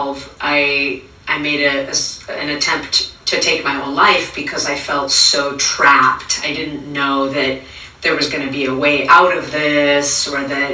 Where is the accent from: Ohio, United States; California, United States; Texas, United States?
California, United States; also born or lived in Venezuela; When I was 8, I moved from Venezuela to California